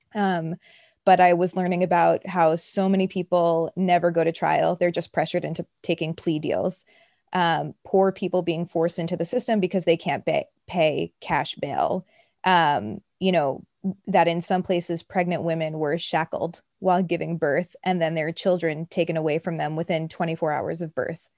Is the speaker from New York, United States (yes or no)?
yes; New York City, New York, United States; I grew up, so I'm from Brooklyn